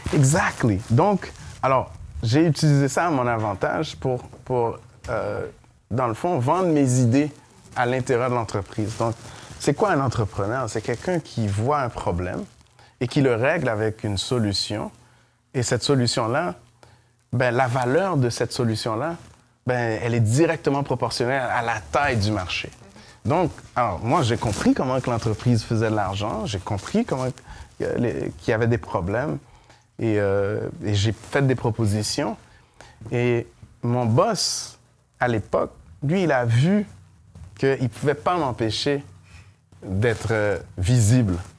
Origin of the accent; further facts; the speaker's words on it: Montreal, Quebec, Canada; also born or lived in Saint-Michel, Montreal; je viens de Montréal-Nord